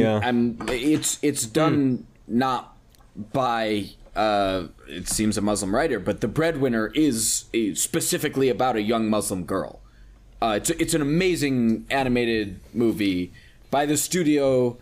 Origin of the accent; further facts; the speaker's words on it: United States; I'm American